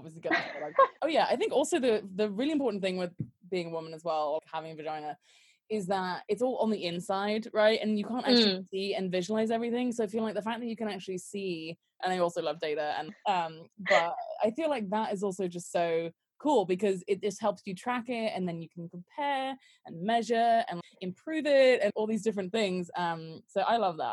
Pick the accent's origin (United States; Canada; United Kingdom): United Kingdom; England; I'm from England